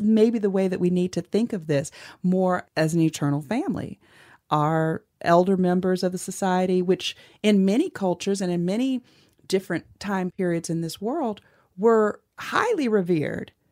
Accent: Cleveland, Ohio, United States; I grew up in Cleveland, Ohio

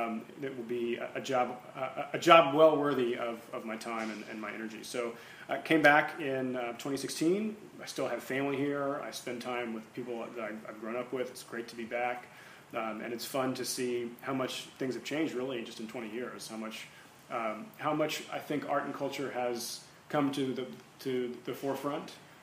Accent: Oklahoma, United States; moved away as an adult; also born or lived in New York City; growing up in Oklahoma

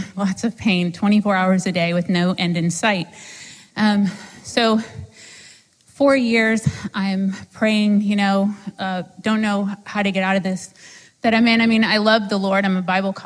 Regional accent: Sarasota, Florida, United States; I'm from Sarasota, Florida

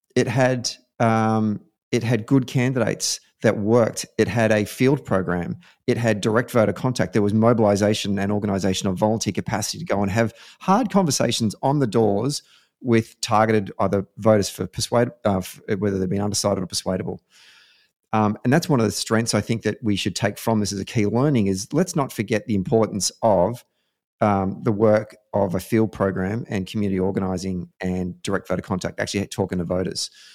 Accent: Victoria, Australia; my home state, the great state of Victoria

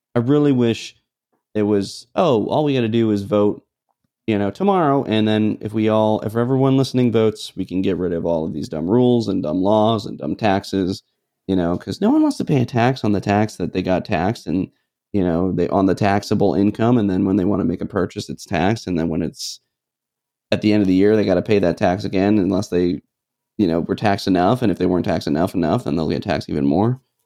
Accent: New Hampshire, United States; moved away; I'm from New Hampshire, where we have no sales tax

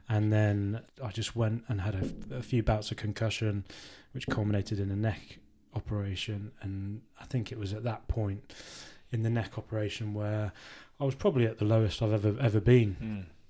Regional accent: Worcester, West Midlands, United Kingdom; it was my hometown club

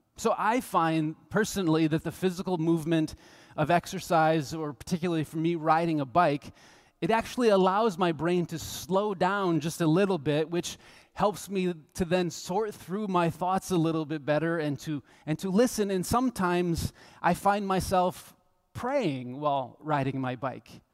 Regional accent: United States; We're from the United States

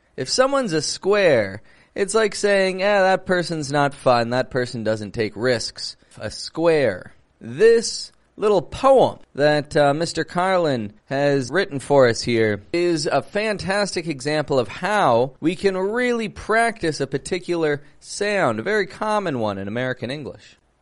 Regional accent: Toronto, Ontario, Canada; I'm from Toronto, Canada

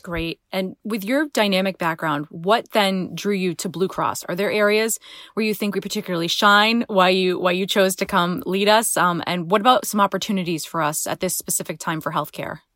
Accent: Rhode Island, United States; Rhode Islanders never like to leave our state

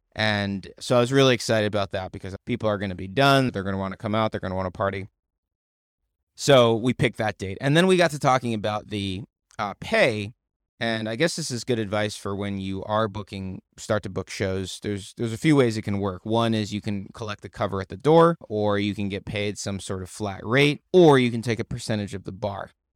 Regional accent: United States; I'm American. We're American

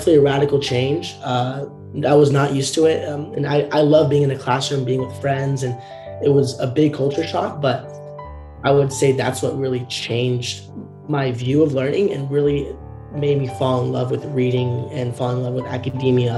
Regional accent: Southern Orange County, California, United States; growing up in Southern Orange County, California

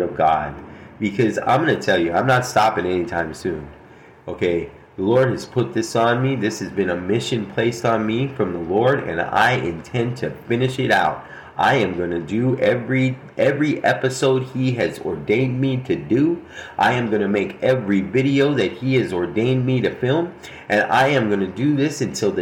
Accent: Albuquerque, New Mexico, United States; Albuquerque, New Mexico, my hometown

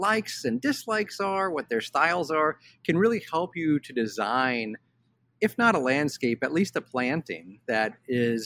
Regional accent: Cincinnati, Ohio, United States; I grew up in Cincinnati, Ohio

